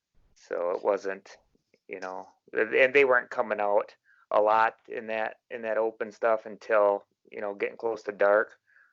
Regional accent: West Central Wisconsin, United States; I'm from West Central Wisconsin, and I'm going on 40 years old

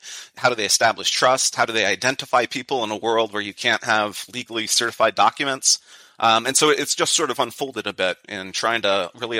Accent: San Jose, California, United States; I grew up in San Jose, California.

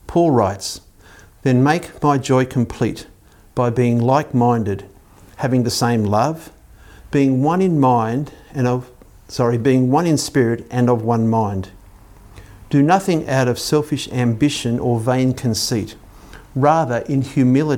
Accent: Belmont, New South Wales, Australia; I grew up in Belmont near Lake Macquarie

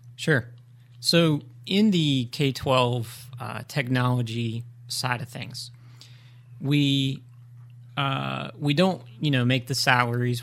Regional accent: Greenville, North Carolina, United States; I, uh, was born and raised in Greenville

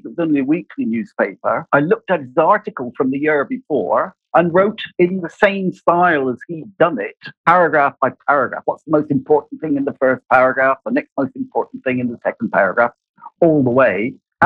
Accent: Cornwall, South West England, United Kingdom; accent: West Country; moved away as an adult; also born or lived in Abu Dhabi; I'm from England. English people will recognize that I have a West Country accent. I'm actually from Cornwall.

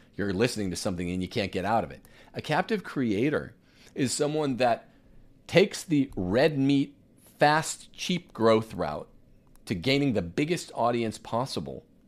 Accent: Bakersfield, California, United States; I'm from Bakersfield

